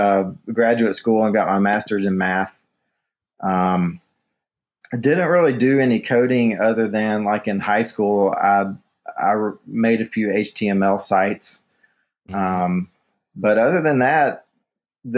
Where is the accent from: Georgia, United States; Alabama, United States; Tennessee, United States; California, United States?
Tennessee, United States; Kingsport; now in Asheville, United States; I grew up in East Tennessee, a town called Kingsport